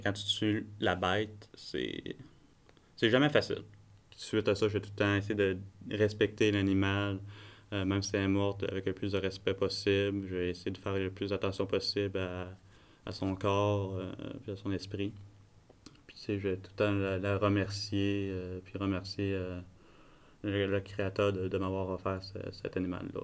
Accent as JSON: {"language": "French", "area": "Bas-Saint-Laurent", "region": "Quebec", "country": "Canada", "tie": "born or raised there", "also_born_or_lived": "Côte-Nord, Quebec", "said": "très jeune à mon âge, on, est revenu dans, dans la région du Bas-Saint-Laurent. Euh, puis depuis ce temps-là, depuis les 20 dernières années, on, est ici"}